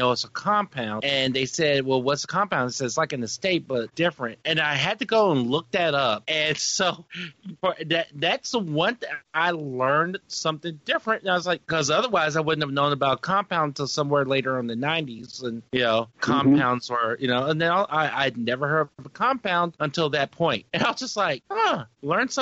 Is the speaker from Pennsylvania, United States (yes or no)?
no; Ripley, Tennessee, United States; I grew up in a town called Ripley. It was about an hour north of Memphis, Tennessee.